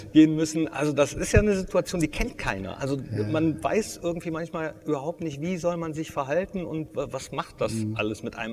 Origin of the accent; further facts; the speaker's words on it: Mönchengladbach, North Rhine-Westphalia, Germany; gebürtiger Gladbacher bin